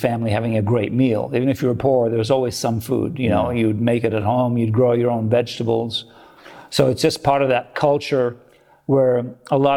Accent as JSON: {"language": "English", "town": "Rome", "region": "Lazio", "country": "Italy", "also_born_or_lived": "Australia / California", "moved": "yes", "lives_now": "United States", "said": "I'm from Rome"}